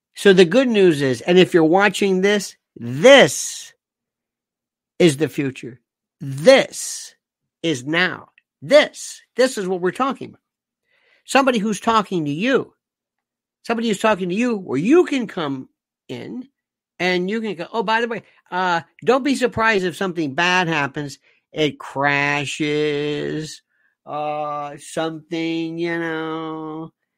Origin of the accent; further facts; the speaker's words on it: United States; I'm an American citizen. I don't live there